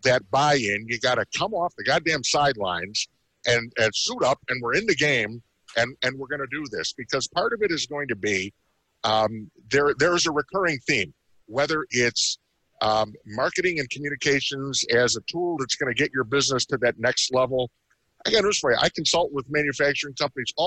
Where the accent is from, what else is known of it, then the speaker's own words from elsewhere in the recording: Chicago, Illinois, United States; I'm from Chicago.